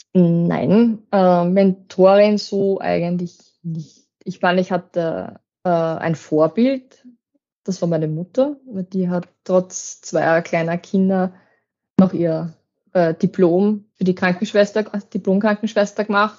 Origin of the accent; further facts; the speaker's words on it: Waldviertel, Lower Austria, Austria; ich bin ja doch aus dem Waldviertel